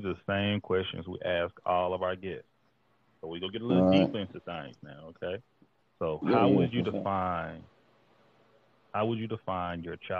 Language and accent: English; Gulf Coast, United States; You know, I'm on the Pacific Northwest right now, but I'm from the Third Coast.